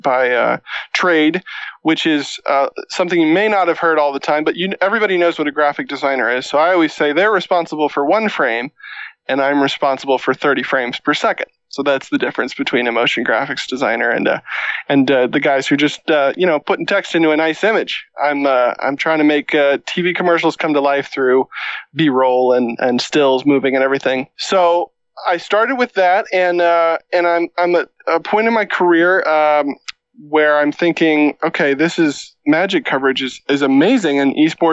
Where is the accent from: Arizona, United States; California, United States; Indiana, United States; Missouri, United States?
Missouri, United States; now in Minneapolis, United States; I grew up in Missouri, like I said, and left as quickly as possible